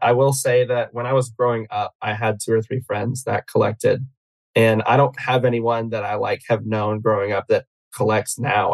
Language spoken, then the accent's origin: English; Atlanta, Georgia, United States; I'm from Atlanta